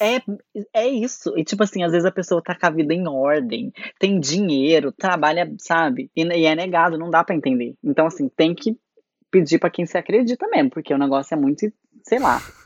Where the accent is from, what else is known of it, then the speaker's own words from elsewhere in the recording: Brazil; moved away as an adult; also born or lived in Curitiba, Brazil; essa saudade do, do nosso povo, do nosso Brasil